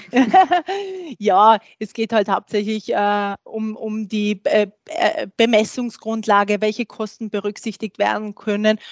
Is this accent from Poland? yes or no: no; Austria; bei uns in Österreich.